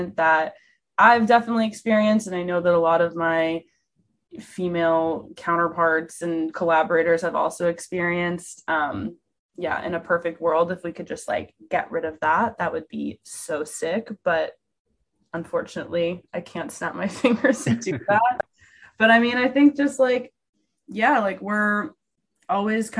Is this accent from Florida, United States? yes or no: no; New York, United States; I'm from New York and I grew up in New York.